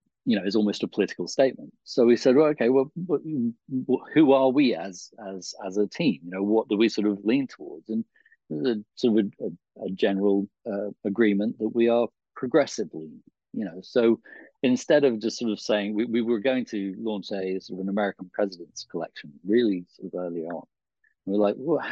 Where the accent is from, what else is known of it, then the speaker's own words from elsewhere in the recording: England, United Kingdom; as English people we've